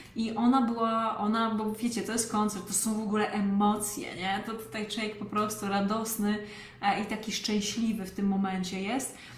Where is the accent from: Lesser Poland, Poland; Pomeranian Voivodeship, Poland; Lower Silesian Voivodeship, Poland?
Lesser Poland, Poland; pochodzę z małej miejscowości w Małopolsce